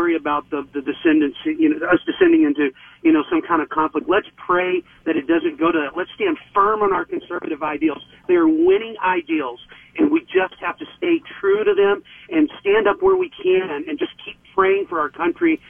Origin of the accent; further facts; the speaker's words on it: Texas, United States; moved away as an adult; now in Chanhassen, United States; I'm a recent move-in from Texas.